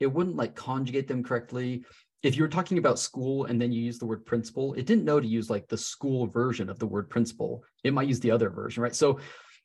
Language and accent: English; Salt Lake City, Utah, United States; I'm from Salt Lake City, Utah. So I'm actually teaching in my hometown